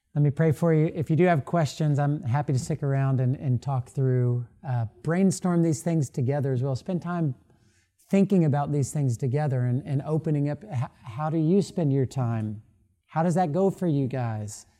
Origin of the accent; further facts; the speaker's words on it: Florida, United States; now in Louisville, United States; I grew up in Florida.